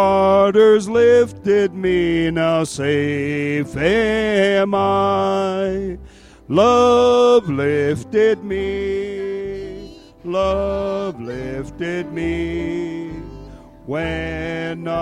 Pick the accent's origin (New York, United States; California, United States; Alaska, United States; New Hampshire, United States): Alaska, United States; Dillingham; moved away; I'm originally from Dillingham